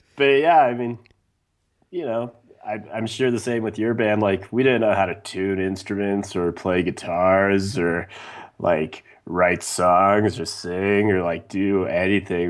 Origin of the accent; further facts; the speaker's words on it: Wyoming, United States; growing up in Wyoming